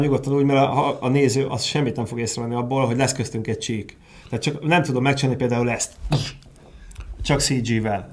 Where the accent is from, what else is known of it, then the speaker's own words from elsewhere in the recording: Hungary; szeretek magyar lenni